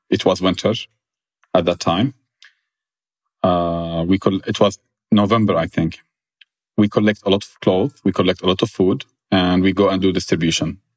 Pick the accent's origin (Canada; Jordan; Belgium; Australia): Jordan; Like growing up in Jordan, my grandmother had a lot of uh, humanitarian work